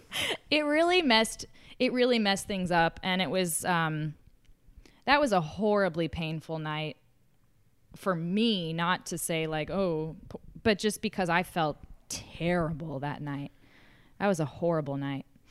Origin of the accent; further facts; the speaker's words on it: the South, United States; also born or lived in New York City; I'm from the South where, like, you get married younger